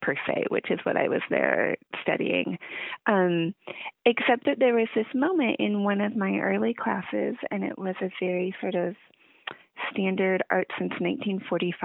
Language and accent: English; Seattle, Washington, United States; moved away as an adult; also born or lived in Lawrence, Kansas; I grew up in the Seattle area